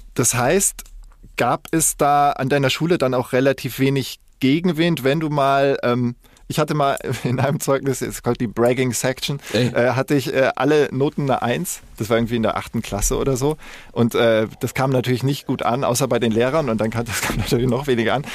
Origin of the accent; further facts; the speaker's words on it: Koblenz, Rhineland-Palatinate, Germany; also born or lived in Munich / Rottach-Egern / Ilmenau / Stralsund (ancestry); now in Hamburg, Germany; bin in München geboren ähm, und äh, im Rheinland in Koblenz aufgewachsen. Also ich war äh, ersten fünf Jahre meines Lebens war ich südlich von München